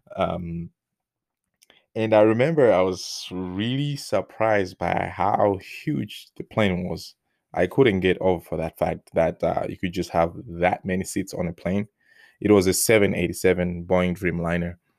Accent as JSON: {"language": "English", "country": "Malawi", "second_language": "English", "moved": "as an adult", "lives_now": "United States", "said": "before I left Malawi"}